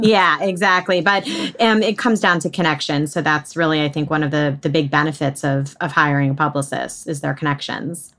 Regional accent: outside of New York City, United States; I was born and raised outside of New York City.

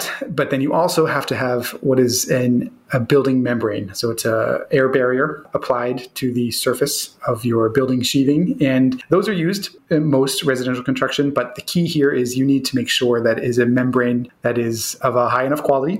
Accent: Boston, Massachusetts, United States; we're hardy Bostonians

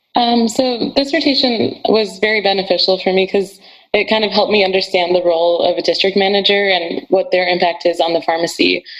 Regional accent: Rochester, Michigan, United States; moved away; I'm originally from Rochester, Michigan.

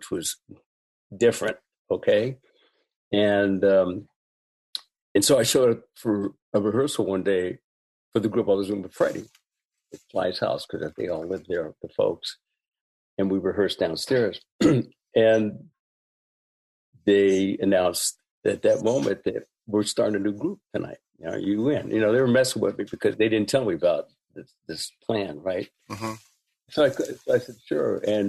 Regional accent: Bay Area, California, United States; Growing up in the Bay Area, it being an international intersection

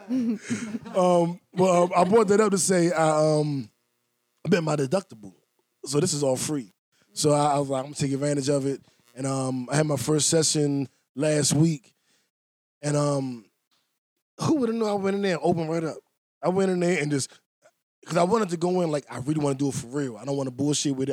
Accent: Washington, District of Columbia, United States; accent: DC; My DC accent

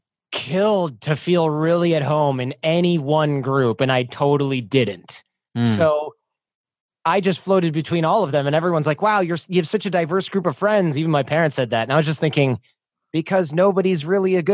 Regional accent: Michigan, United States; I grew up in Michigan

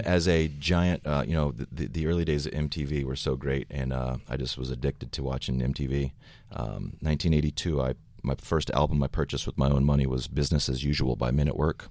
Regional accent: the South, United States; Brent, our, our guitar player, myself, we come from the South

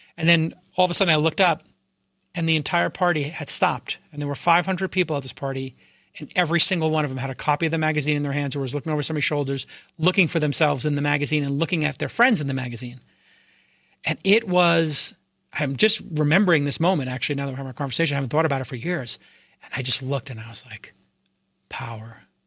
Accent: Brooklyn, New York, United States; I grew up in Brooklyn

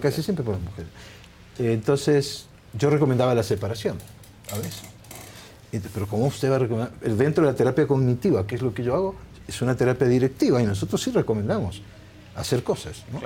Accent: Argentina; also born or lived in Naples, Italy / Barcelona, Spain; me crié en un gueto napolitano, yo hablé castellano, ni siquiera hablaba italiano, hablaba napolitano

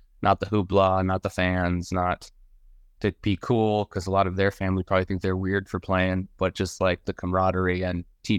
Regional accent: Denver, Colorado, United States; I grew up in Denver, Colorado.

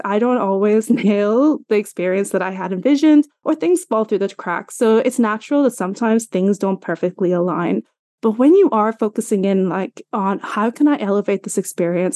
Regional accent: Ireland; I'm from Ireland, in case you're wondering about my accent.

